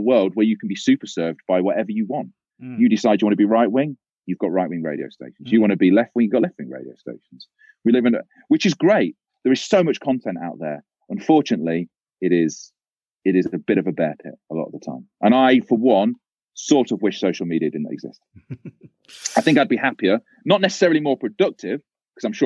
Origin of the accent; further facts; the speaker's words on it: Leicester, East Midlands, United Kingdom; I grew up in Leicester